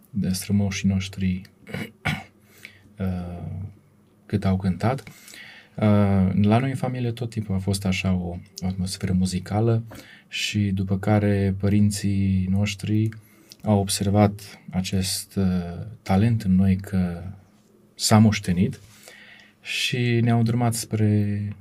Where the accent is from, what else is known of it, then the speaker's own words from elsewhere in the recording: Oradea, Bihor County, Romania; moved away as an adult; now in Brașov, Romania; Circa de un an ne-am mutat în Brașov, uh, dar de fapt suntem orădeni.